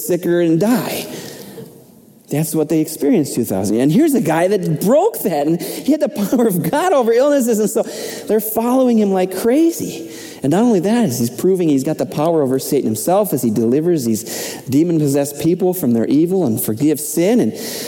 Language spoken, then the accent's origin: English; Minnesota, United States; moved away as an adult; I'm from Minnesota